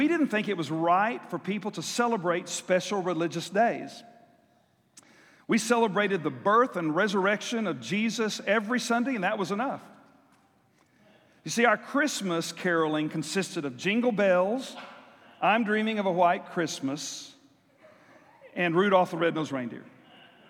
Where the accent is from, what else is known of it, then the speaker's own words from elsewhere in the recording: South Texas, United States; I grew up in South Texas where we had monthly church singings